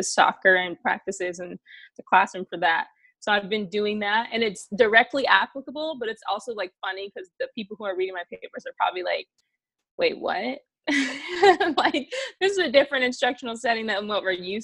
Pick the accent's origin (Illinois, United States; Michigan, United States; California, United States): Illinois, United States; Chicago; my hometown